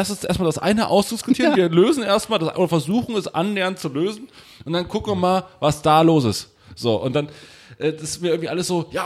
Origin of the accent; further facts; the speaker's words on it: Saxony, Germany; komme aus Sachsen, natürlich bin ich mit Onkels aufgewachsen und so.